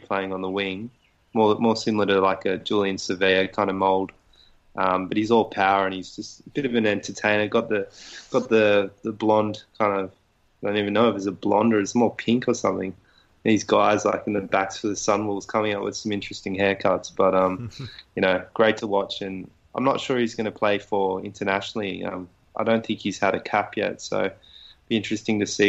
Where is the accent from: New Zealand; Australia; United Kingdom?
Australia; as an Aussie rugby fan